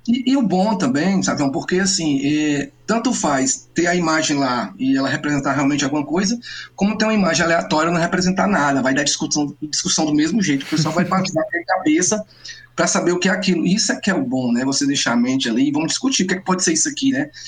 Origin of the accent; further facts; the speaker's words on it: Ceará, Brazil; eu, mesmo cearense